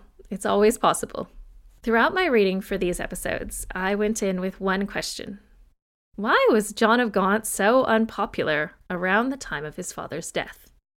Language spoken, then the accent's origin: English; United States; now in Australia; I'm an American by birth, but Australian by choice. This means that while I grew up in a country without a monarchy, I have chosen to live in one that is a monarchy.